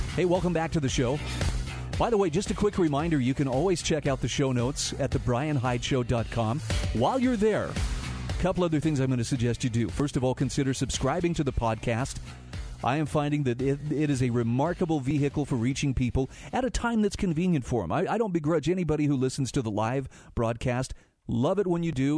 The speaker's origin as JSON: {"language": "English", "region": "Utah", "country": "United States", "tie": "born or raised there", "said": "my home state of Utah"}